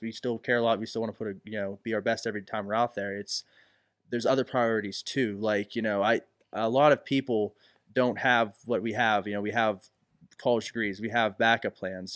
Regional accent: Elizabeth, Pennsylvania, United States; also born or lived in Dayton; I am from Elizabeth

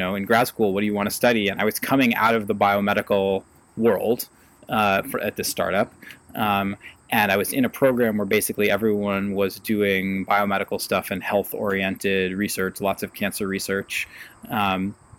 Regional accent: Ithaca, New York, United States; I grew up in Ithaca

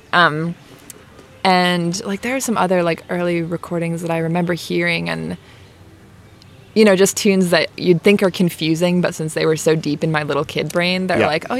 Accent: Rhode Island, United States; moved away as an adult; also born or lived in Chapel Hill, North Carolina; I grew up in Rhode Island, I went to college in Rhode Island.

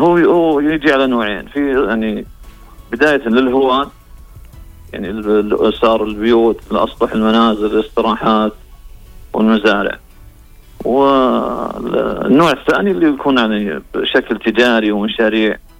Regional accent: Al-Kharj, Riyadh Province, Saudi Arabia; عندنا في محافظه الخارج

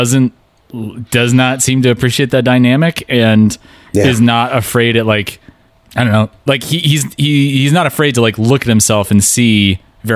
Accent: Pacific Northwest, United States; we grew up in the Pacific Northwest

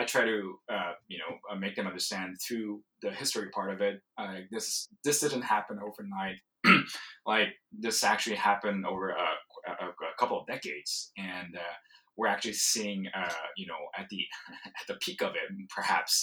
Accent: South Korea; moved away; I'm originally from Korea, South Korea, and I grew up when StarCraft was taking off in the 90s

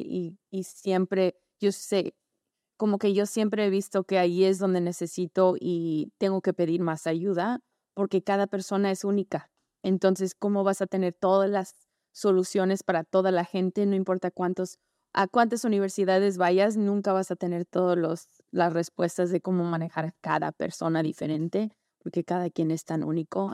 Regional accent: Los Angeles, California, United States; also born or lived in Tampico, Mexico / Pasadena, California; Yo nací en Los Ángeles, pero mi mamá es mexicana de San Luis Potosí y mi abuelita vivía en Tampico.

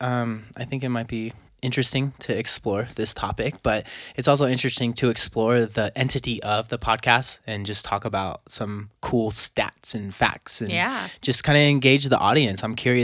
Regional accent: California, United States; Well, I was born near LA, near LA area. I grew up and raised in California.

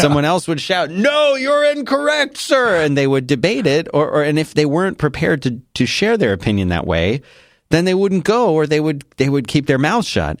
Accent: Philadelphia, Pennsylvania, United States; moved away; I grew up in Philadelphia

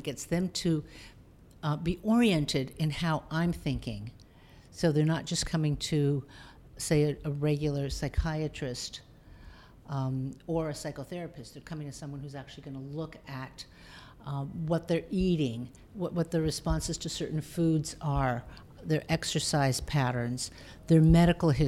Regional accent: Toronto, Ontario, Canada; I'm originally from Toronto, and that's where I went to medical school

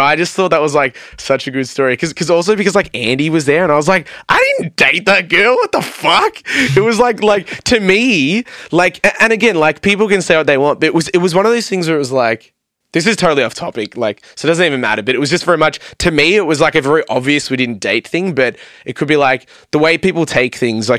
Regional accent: Melbourne, Victoria, Australia; they still had a good audience, but it was like half the size of us because we're like from Melbourne.

